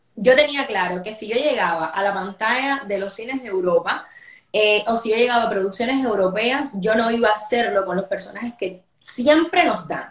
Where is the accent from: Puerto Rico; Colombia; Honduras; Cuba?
Cuba; moved away as an adult; now in Spain; soy ahora actriz cubana